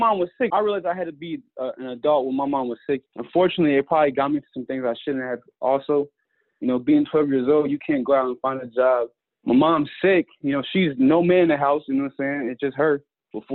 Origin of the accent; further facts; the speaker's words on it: Georgia, United States; when I was around like 9, growing up in Georgia